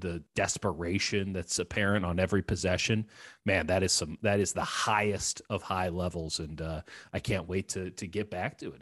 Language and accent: English; Chicago, Illinois, United States; moved away as an adult; also born or lived in Missouri; now in Bay Area, United States; So I grew up in Chicago, went to school at the University of Missouri